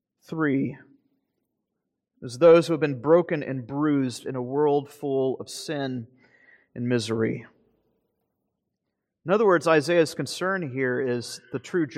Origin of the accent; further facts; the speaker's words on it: Florida, United States; You know, back home, I grew up in North Florida